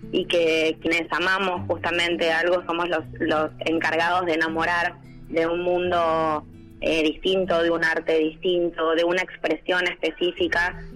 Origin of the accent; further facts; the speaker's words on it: Chascomús, Buenos Aires Province, Argentina; moved away as an adult; los niños de mi pueblo